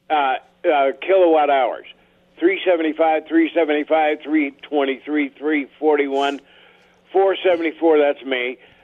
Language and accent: English; Montana, United States; moved away; I'm from Montana